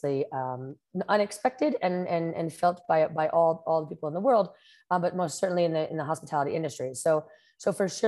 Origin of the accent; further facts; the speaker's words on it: New Jersey, United States; moved away as an adult; also born or lived in New York City, United States; now in Costa Rica; I'm originally from New Jersey, and I've been living here in Costa Rica for the past 10 years